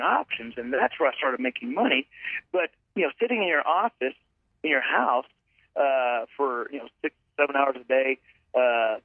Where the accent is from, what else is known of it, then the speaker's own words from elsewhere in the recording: Fort Worth, Texas, United States; I grew up around the Fort Worth area, mm-hmm. and I lived here